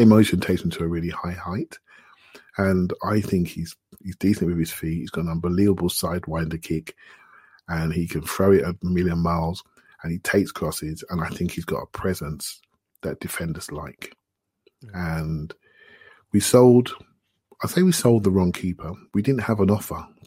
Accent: Luton, East of England, United Kingdom; I grew up in Luton

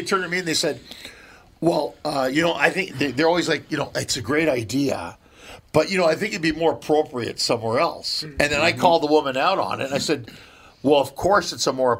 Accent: Canada; also born or lived in Minneapolis; now in Los Angeles, United States; coming from Canada

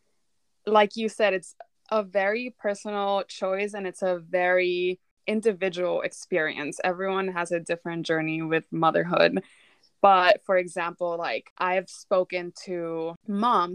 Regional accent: Texas, United States; I also grew up in a very small town in Texas

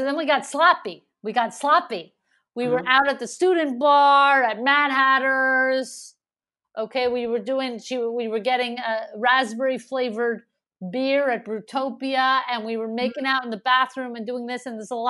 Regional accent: Montreal, Quebec, Canada; Like, I'm from Montreal, and then getting the festival, it's like people don't really know that. You know, you get the festival here, and then it's like I actually have this whole history in Montreal

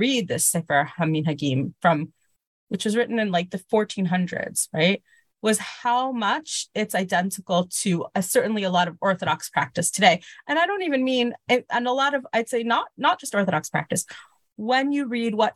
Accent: Miami, Florida, United States; moved away as an adult; also born or lived in Baltimore; now in Israel; I was born in Miami Beach, Florida. My family moved to Israel when I was a baby

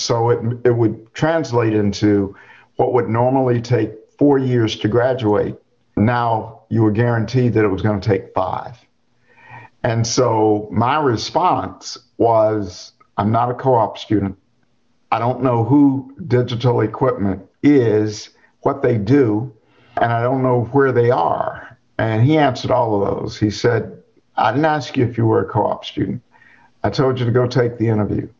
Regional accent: Charlotte, North Carolina, United States; now in Chapel Hill, United States; I grew up outside of Charlotte, North Carolina, one of nine children, grew up on the farm

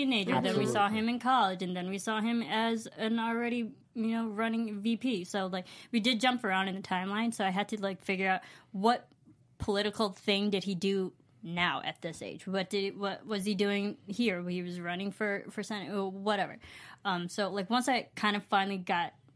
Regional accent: Illinois, United States; now in Los Angeles, United States; I grew up in Illinois

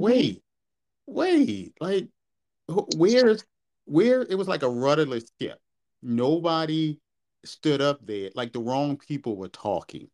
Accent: Baltimore, Maryland, United States; I'm from Baltimore

